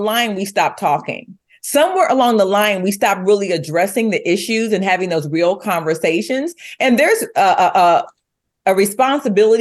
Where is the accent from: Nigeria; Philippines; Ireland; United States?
United States; we, as the American people